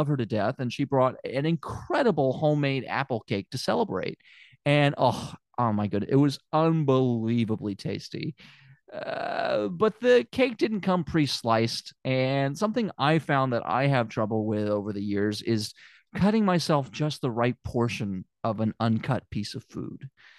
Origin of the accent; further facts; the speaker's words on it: Memphis, Tennessee, United States; I don't know if I ever mentioned it. I'm from Memphis.